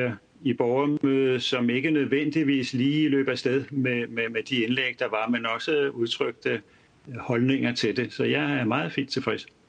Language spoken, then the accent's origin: Danish; North Zealand, Capital Region of Denmark, Denmark; jeg kommer fra Nordsjælland